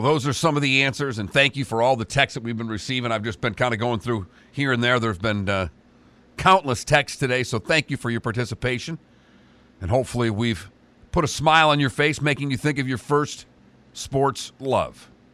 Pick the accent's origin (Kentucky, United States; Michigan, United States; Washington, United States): Michigan, United States; I'm born and raised in Michigan